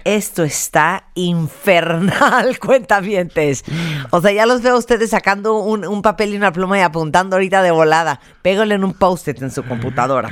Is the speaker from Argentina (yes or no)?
no; Mexico; nuestra mentalidad como mexicanos